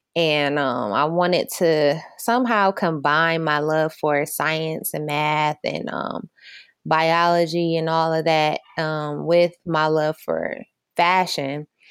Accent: Michigan, United States; I'm from Michigan

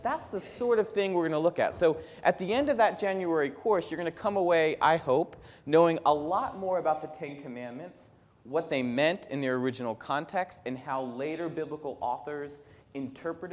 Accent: Northeast, United States; moved away; I come from the Northeast

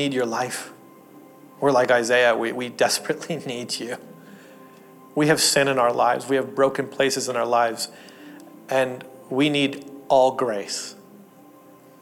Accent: Ontario, Canada; also born or lived in Portland, Oregon; I grew up in Canada, and Canada's freezing cold

